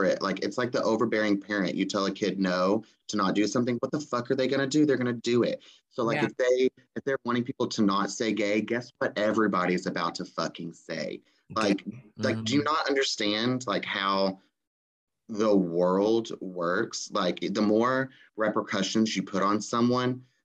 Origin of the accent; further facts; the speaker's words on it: Texas, United States; we're all from Texas